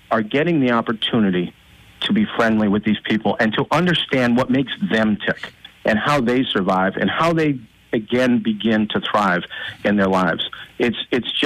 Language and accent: English; Old Forge, Pennsylvania, United States; We both hail from Old Forge, just a few blocks away from each other